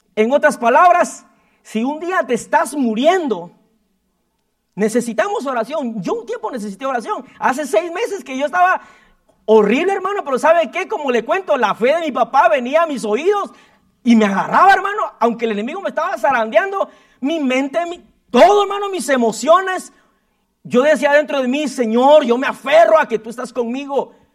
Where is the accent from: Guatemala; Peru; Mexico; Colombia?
Guatemala; moved away; como todo chapín